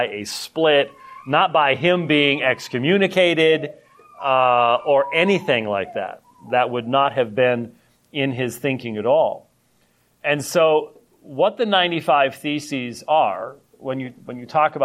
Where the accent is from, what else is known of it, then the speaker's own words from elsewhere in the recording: United States; I'm the American that actually tips